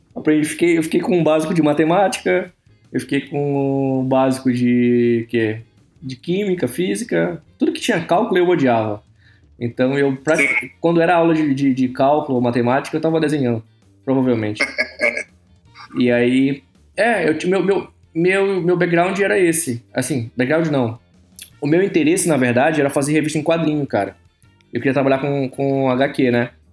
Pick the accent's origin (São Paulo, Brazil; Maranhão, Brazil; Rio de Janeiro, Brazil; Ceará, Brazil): Maranhão, Brazil; São Luís; moved away as an adult; now in Canada; eu sou do Nordeste, eu sou de São Luís do Maranhão, cidade pequena